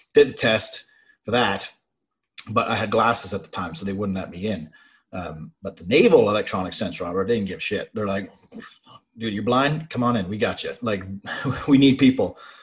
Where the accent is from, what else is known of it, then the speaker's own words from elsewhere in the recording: Brockville, Ontario, Canada; also born or lived in Ottawa; the Armory in Brockville, my hometown, happened to be hiring